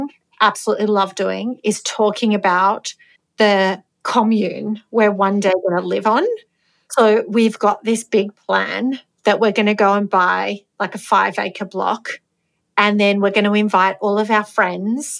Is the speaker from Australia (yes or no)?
no; Greece; I'm not from a farming background, but I'm from Greece and my family are from a village.